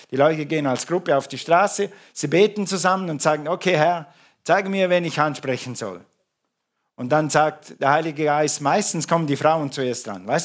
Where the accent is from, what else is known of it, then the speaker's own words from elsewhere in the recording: Ukraine; Und nach zwei Sätzen war klar, wir sind Ukrainer und keine Russen.